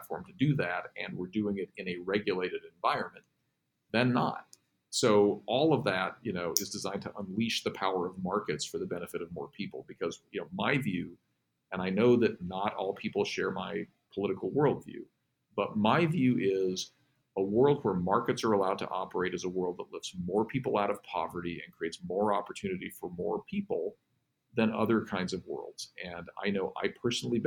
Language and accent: English; Pueblo, Colorado, United States; I'm from Pueblo, Colorado